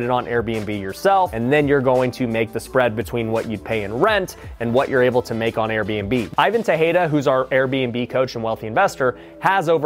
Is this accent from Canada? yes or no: no; Las Vegas, Nevada, United States; Las Vegas, my hometown.